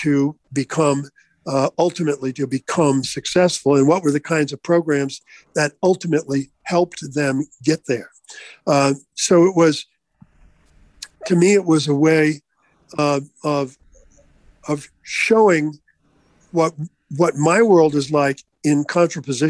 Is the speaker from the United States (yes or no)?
yes; Vermont, United States; moved away; growing up in Vermont, until I departed